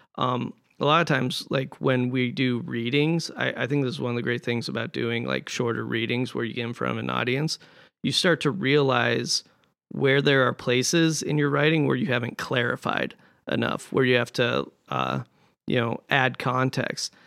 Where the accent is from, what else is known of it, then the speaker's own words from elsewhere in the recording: Montana, United States; moved away; I'm from Montana